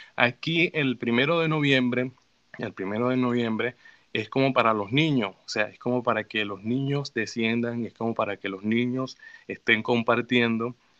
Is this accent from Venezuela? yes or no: yes; Venezuela; now in Mexico; yo llegué con las ideas de Venezuela a cómo se vivía allá